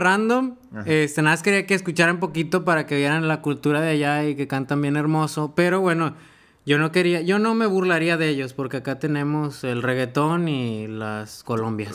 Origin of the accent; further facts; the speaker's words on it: Mexico; como mexicano